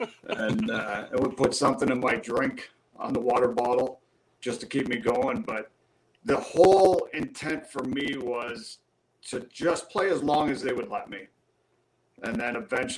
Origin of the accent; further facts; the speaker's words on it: Southern Ontario, Canada; moved away as an adult; Growing up in Southern Ontario